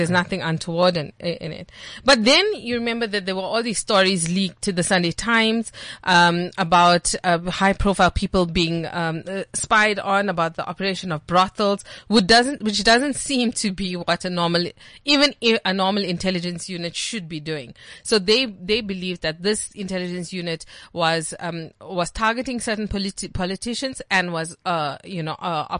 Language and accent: English; Dannhauser, KwaZulu-Natal, South Africa; moved away; I'm from Dannhauser. It's like the smallest dot on the South African map